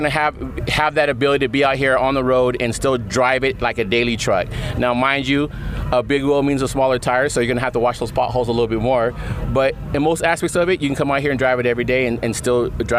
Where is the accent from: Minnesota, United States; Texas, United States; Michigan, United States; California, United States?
California, United States; also born or lived in Long Beach; I'm from California